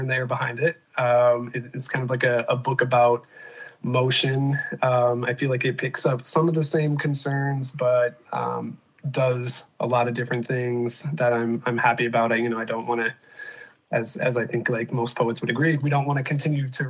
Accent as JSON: {"language": "English", "region": "Michigan", "country": "United States", "tie": "born or raised there", "also_born_or_lived": "South Carolina", "moved": "as an adult", "lives_now": "Grand Rapids, United States", "said": "growing up in Michigan and then spending about a decade in South Carolina"}